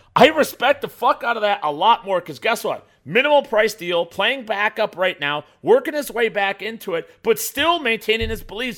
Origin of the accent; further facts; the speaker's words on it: Burbank, Illinois, United States; also born or lived in Chicago suburbs; I was born on the south side of Chicago, right? I was born in Burbank, Illinois, and I lived there for most of my adolescent life